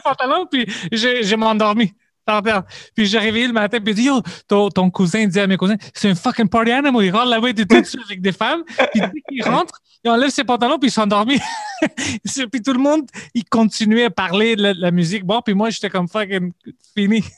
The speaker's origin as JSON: {"language": "French", "town": "Montreal", "region": "Quebec", "country": "Canada", "said": "je viens de Parkex"}